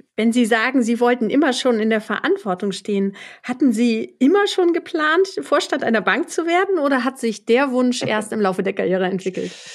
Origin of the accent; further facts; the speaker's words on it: Germany; so wie ich aus deutscher Sicht